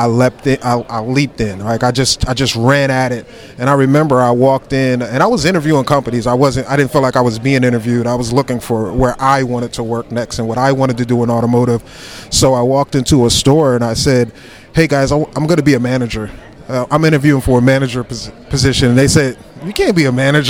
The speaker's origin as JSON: {"language": "English", "town": "Glen Burnie", "region": "Maryland", "country": "United States", "said": "I'm proud from Glen Burnie"}